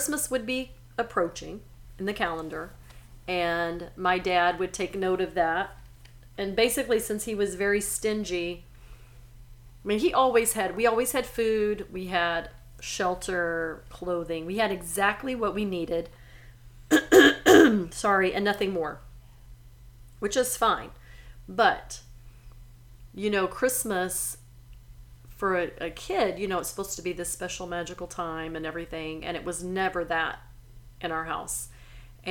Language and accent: English; Silsbee, Texas, United States; moved away; also born or lived in Chicago; growing up in Silsbee, Texas